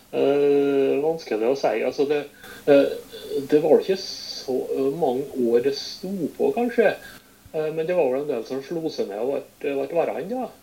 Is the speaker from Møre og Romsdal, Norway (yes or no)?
yes; Sunndal, Møre og Romsdal, Norway; var lærer på hjemplassen min, Sunndal